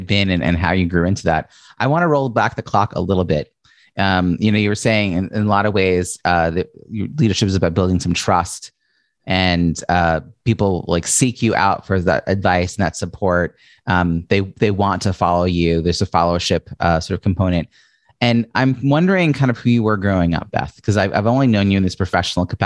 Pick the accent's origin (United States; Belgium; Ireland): United States; Long Island, New York; your home in Long Island, New York, which is also my hometown